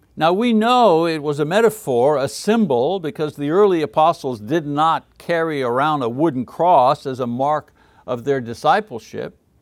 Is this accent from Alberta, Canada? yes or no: no; Montreal, Quebec, Canada; moved away; Montreal, my hometown in French Canada